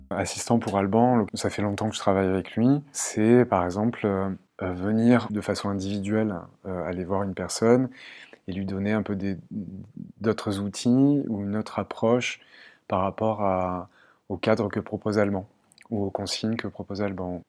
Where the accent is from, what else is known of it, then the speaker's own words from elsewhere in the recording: Marseille, Provence-Alpes-Côte d'Azur, France; now in Caen, France; je viens du sud de la France. Euh, j'ai grandi entre euh, Marseille et Aix-en-Provence